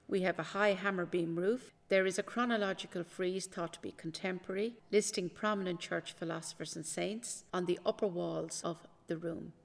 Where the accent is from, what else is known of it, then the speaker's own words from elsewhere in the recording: Maynooth, County Kildare, Ireland; I am from Maynooth, I'm a Maynooth native